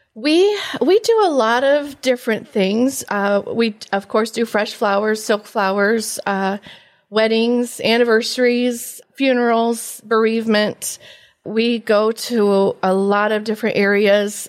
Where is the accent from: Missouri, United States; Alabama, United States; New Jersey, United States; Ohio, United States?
Ohio, United States; Antwerp; I am from Antwerp, originally graduate of nineteen eighty-five